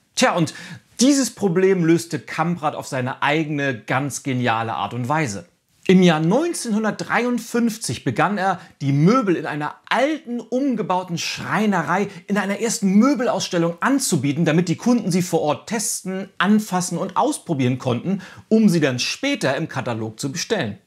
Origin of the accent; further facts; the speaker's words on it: Northern Germany, Germany; bei uns in Norddeutschland